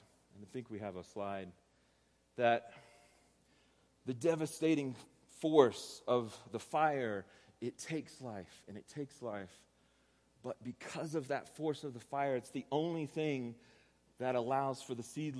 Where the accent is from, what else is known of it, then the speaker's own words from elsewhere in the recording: Texas, United States; accent: Texas; I'm from Texas, and so I'm going to use a Texas accent, so prepare yourself for this.